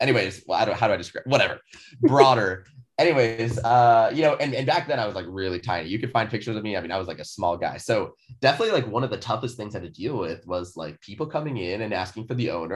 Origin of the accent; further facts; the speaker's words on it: Seattle, Washington, United States; also born or lived in California; born and raised in Seattle